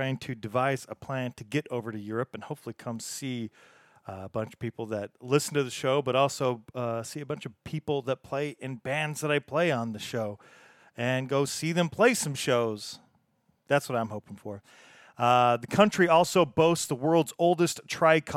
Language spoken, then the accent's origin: English; United States; accent: American; me and my American accent